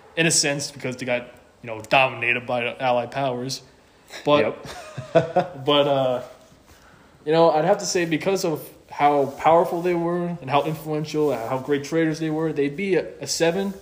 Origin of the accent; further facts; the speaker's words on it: North Carolina, United States; I was born in North Carolina